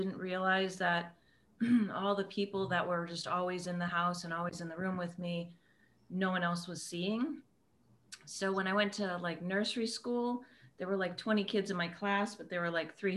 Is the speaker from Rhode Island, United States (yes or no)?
no; Western Massachusetts, United States; you got to get about an hour and a half east of us before you hit the accent